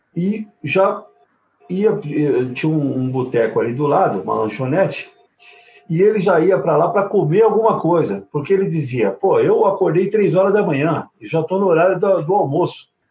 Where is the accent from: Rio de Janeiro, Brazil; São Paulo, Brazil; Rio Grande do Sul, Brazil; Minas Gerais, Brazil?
São Paulo, Brazil; ABC Paulista; eu sou aqui do ABC